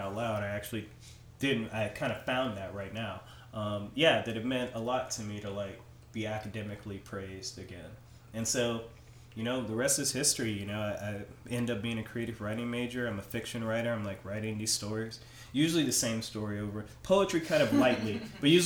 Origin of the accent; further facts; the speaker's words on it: Anderson, Indiana, United States; moved away as an adult; also born or lived in Phoenix; Anderson, my hometown, currently is only like 50,000 people.